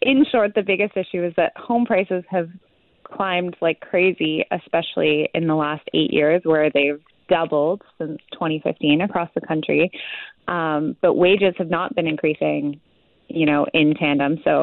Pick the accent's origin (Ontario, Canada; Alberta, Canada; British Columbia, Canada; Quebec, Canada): British Columbia, Canada; Vancouver; as someone who grew up here